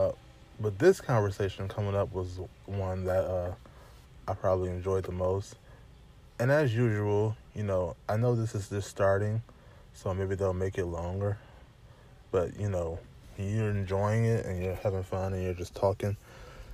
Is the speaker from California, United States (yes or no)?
no; Michigan, United States; I'm from Michigan